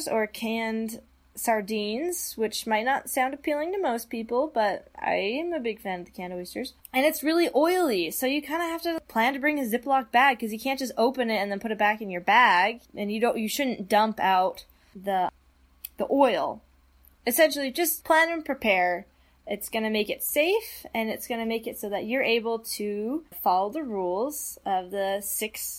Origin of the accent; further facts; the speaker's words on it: Utah, United States; I grew up in Utah